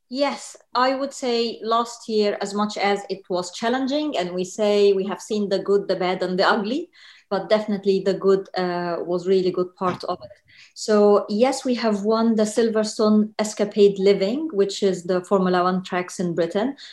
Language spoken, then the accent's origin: English; Egypt; moved away as an adult; now in London, United Kingdom; Egypt, born and raised uh, in Egypt, moved to London 2008